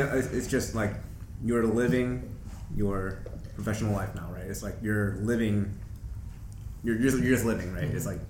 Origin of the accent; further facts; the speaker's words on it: Chicago, Illinois, United States; I'm from Rogers Park, Saginaw area